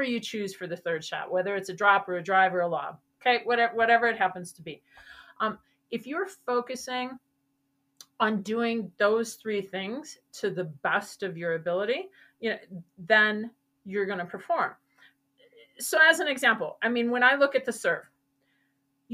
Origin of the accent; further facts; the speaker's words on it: Wisconsin, United States; moved away; I'm originally from Wisconsin